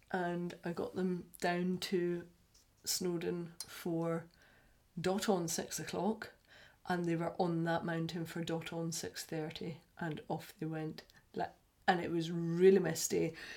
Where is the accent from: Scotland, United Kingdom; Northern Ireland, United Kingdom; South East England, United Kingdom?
Scotland, United Kingdom; we're Scottish